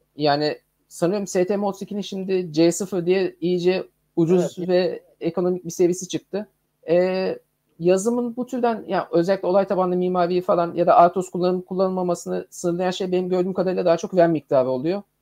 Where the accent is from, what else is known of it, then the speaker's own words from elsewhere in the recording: Adana, Turkey; now in Istanbul, Turkey; Ben bu arada Adanalıyım.